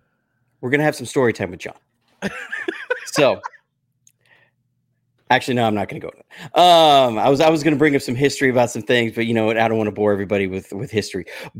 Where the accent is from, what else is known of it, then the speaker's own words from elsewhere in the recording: Alabama, United States; So full disclosure, I'm from Alabama. There may be some Alabama bias